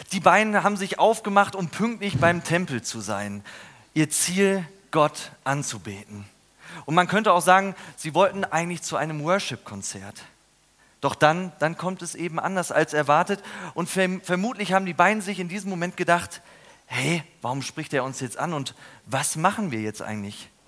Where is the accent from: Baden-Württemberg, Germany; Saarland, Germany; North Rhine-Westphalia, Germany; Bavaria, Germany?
Baden-Württemberg, Germany; Ludwigsburg; Neulich war ich in Ludwigsburg in meiner Heimat durch eine Unterführung gegangen.